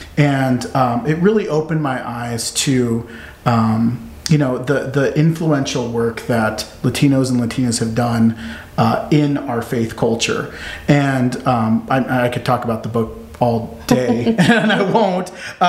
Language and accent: English; Omaha, Nebraska, United States; growing up in Omaha, being around a predominantly white community